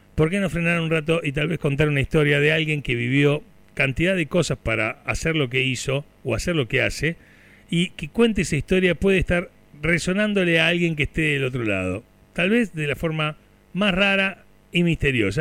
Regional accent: Turdera, Buenos Aires Province, Argentina; yo soy nacido en Turdera

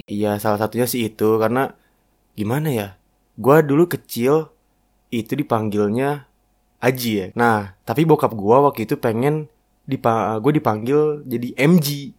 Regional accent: Jakarta, Indonesia; now in Bogor, Indonesia; gue lahir di Jakarta

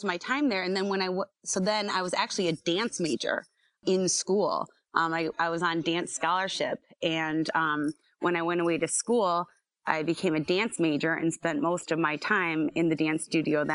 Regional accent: Scranton, Pennsylvania, United States; I was born and raised here.

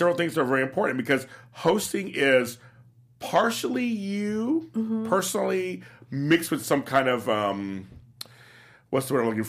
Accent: Louisiana, United States; Yeah, I'm from Louisiana. From Louisiana.

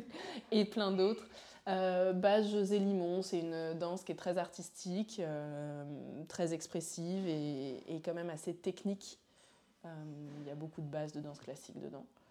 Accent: Paris, Île-de-France, France; also born or lived in Montreal; je suis une petite Parisienne euh, qui a toujours vécu ici

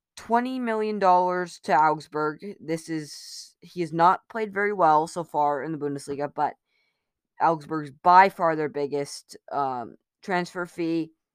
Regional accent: United States; I'm American

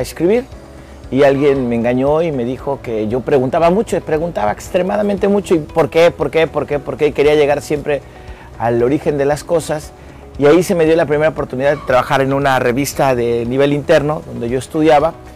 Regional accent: Mexico City, Mexico; now in Cancún, Mexico; soy originario de la Ciudad de México, pariente de todo el mundo y orgullosamente cancunense y dignamente quintanarroense

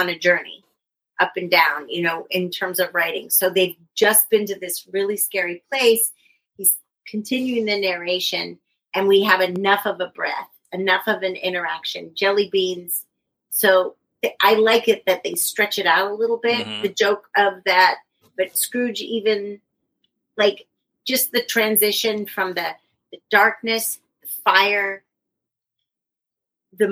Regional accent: Northern California, United States; moved away; I'm from Northern California

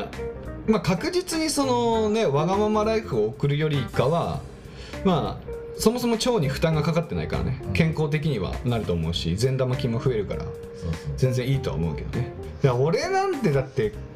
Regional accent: Tohoku, Japan; moved away; 僕も東北出身ですけどもう絶対寒いところには住もうと思わないね

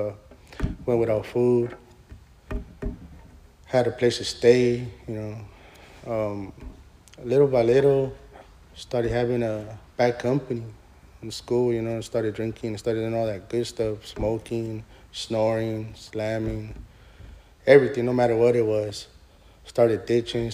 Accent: Los Angeles, California, United States; I grew up in East LA.

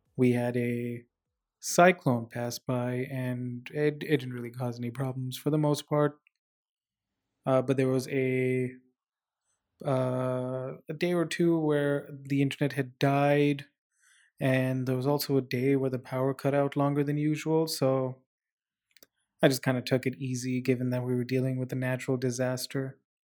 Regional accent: Dubai, United Arab Emirates; moved away as an adult; also born or lived in India / Abu Dhabi; now in Vancouver, Canada; I, uh, was born in India, but then I grew up in the Middle East, um, moved almost immediately to, uh, Dubai, the United Arab Emirates, Dubai, Abu Dhabi, spent about seventeen years of my life there

